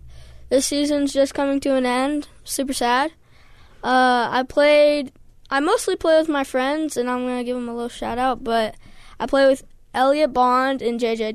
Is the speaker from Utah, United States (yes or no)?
yes; Utah, United States; I'm from Utah.